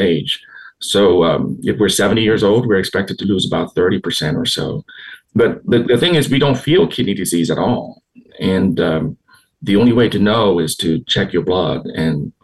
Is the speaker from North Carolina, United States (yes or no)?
no; Houston, Texas, United States; I grew up here in Houston